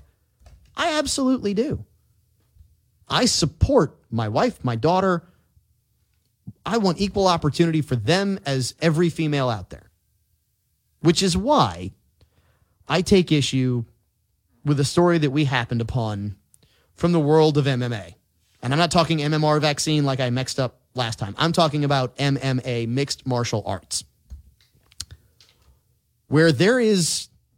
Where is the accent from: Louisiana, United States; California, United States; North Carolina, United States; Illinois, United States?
Louisiana, United States; New Orleans; I'm from New Orleans